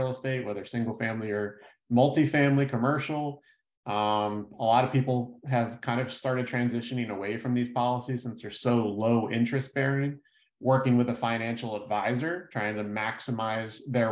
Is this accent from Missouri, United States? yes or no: no; Fort Lauderdale, Florida, United States; also born or lived in Tallahassee; I was born and raised down in South Florida, pretty much grew up my whole life in the Fort Lauderdale area